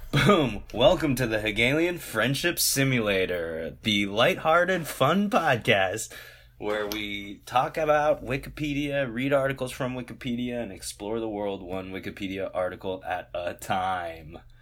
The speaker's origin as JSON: {"language": "English", "country": "United States", "said": "this identity of being American"}